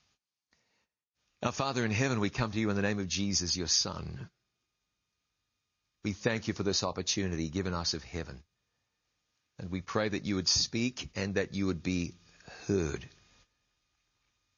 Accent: Ngāruawāhia, Waikato, New Zealand; grew up on the banks of the Waikato River

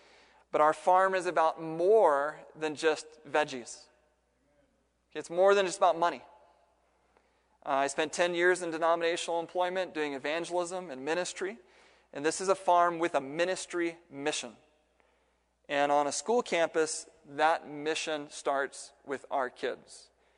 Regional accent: Midwest, United States; moved away as an adult; also born or lived in California; I'm from the Midwest. I grew up in a not-so-populated part of the world.

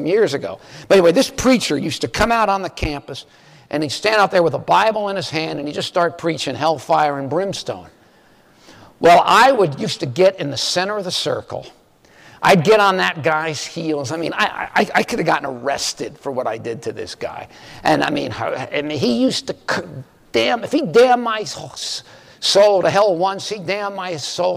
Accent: Miami Beach, Florida, United States; moved away as an adult; I went back home to Miami Beach, which was where I grew up. I grew up in Miami Beach.

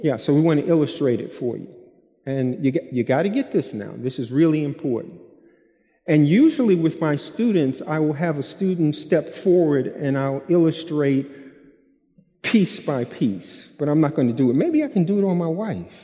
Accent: New York, United States; I'm from New York and I teach with my body

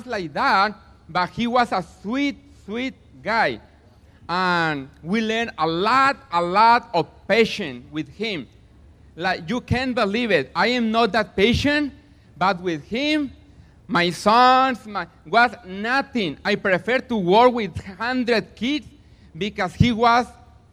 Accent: Mexico; now in Platina, United States; I am from Mexico, but I live in Platina

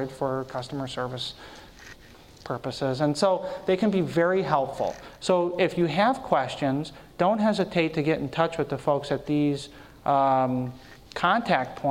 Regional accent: Michigan, United States; I'm from Michigan

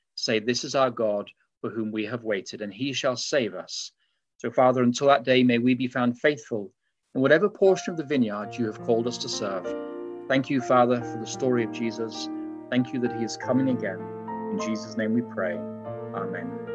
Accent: England, United Kingdom; now in Berrien Springs, United States; as you can tell from my accent, uh, although I live in Berrien Springs, I was raised in England.

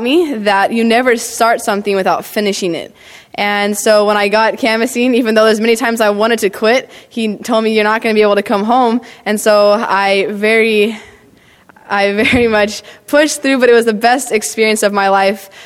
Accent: Clovis, California, United States; I grew up in Clovis, Fresno, Central California

